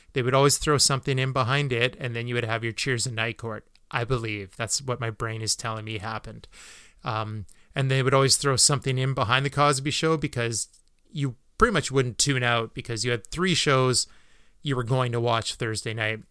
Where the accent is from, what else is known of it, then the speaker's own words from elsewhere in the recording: Canada; as a Canadian